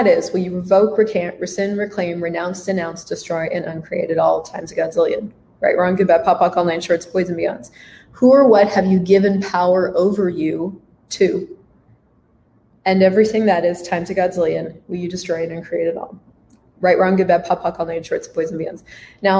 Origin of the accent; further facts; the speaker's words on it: United States; I was in a very hippie blender cult growing up in the United States